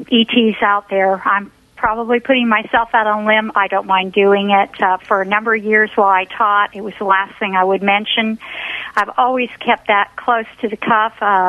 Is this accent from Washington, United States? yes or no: yes; Seattle, Washington, United States; moved away; I came originally from Seattle